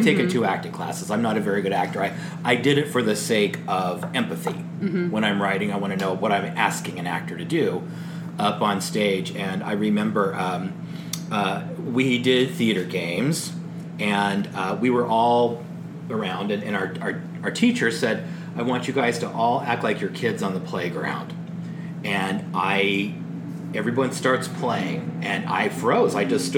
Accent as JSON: {"language": "English", "region": "the South", "country": "United States", "tie": "born or raised there", "said": "I was raised and I had to use an outhouse because I was raised in the South."}